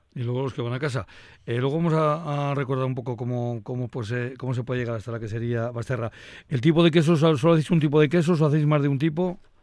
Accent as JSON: {"language": "Spanish", "town": "Laguardia", "region": "Basque Country", "country": "Spain", "said": "yo soy de Río soy de La Guardia"}